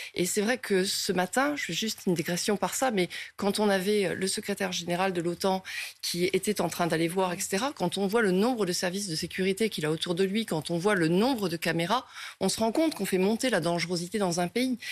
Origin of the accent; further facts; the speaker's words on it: France; nous, en tant que Français